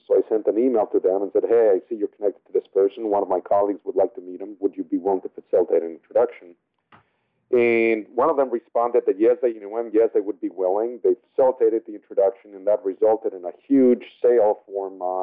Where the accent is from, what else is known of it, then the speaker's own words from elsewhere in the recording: Mexico City, Mexico; first language Spanish; English is a second language; now in La Jolla, United States; I was born and raised in Mexico City, so Spanish is my native tongue